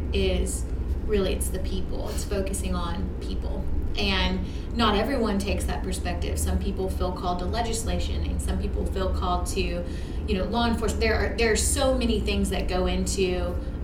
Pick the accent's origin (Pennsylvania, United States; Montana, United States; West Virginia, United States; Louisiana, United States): Louisiana, United States; Shreveport; I was born and raised here in Shreveport